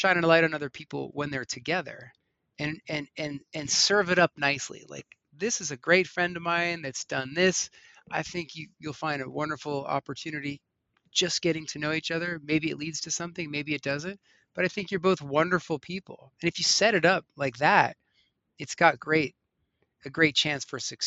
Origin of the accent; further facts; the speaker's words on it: Long Beach Island, New Jersey, United States; moved away as an adult; now in Colorado, United States; the street I grew up on Long Beach Island, New Jersey